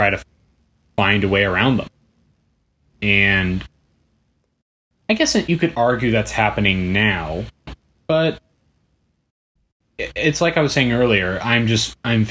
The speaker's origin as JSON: {"language": "English", "area": "Bay Area", "region": "California", "country": "United States", "moved": "yes", "lives_now": "Los Angeles, United States", "said": "I'm from the Bay Area. I can't afford to move back home."}